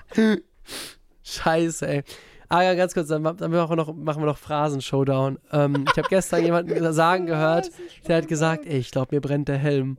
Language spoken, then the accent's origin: German; near Frankfurt, Hesse, Germany; ich komme aus da, äh, in der Nähe von Frankfurt